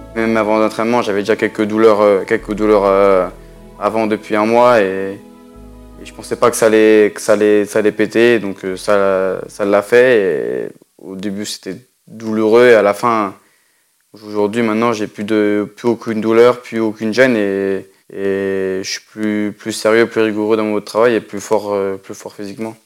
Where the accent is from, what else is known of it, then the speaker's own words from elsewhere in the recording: France; chez nous en France